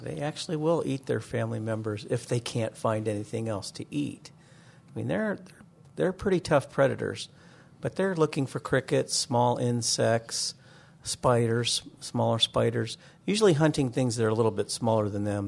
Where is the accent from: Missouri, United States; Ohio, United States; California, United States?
Ohio, United States; Northeastern; moved away; growing up in Northeastern Ohio, I wanted to be a marine biologist